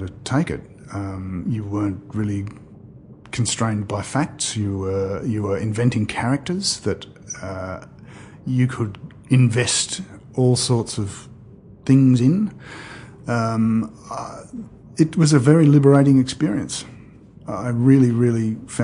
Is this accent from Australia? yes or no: yes; Australia; we are Australian. We live here.